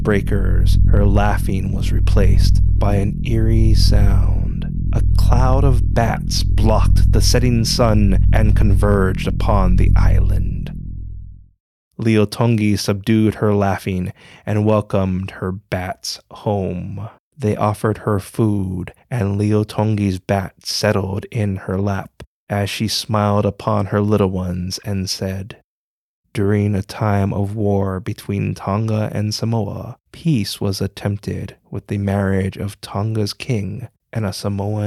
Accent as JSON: {"language": "English", "region": "Hawaii", "country": "United States", "said": "I'm a Hawaiian Asian"}